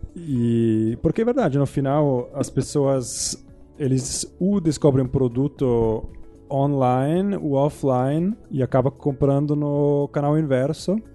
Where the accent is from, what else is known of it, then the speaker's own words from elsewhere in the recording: Zurich, Switzerland; Portuguese is a second language; moved away as an adult; also born or lived in United States / England / New York; now in Brazil; eu sou de Zurich, Suíça. Ah, morei lá até vinte anos.